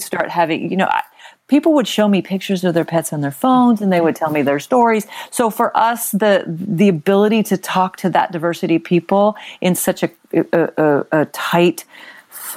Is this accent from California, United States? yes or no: yes; Long Beach, California, United States; also born or lived in Texas / San Francisco Bay Area, California; now in California wine country, United States; I literally grew up in the Long Beach area